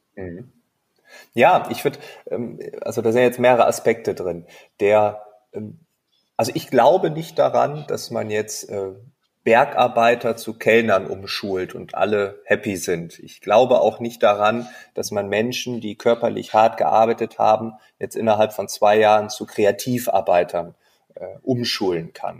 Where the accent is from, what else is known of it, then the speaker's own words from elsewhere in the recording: East Frisia, Lower Saxony, Germany; now in Berlin, Germany; ich bin gebürtiger Ostfriese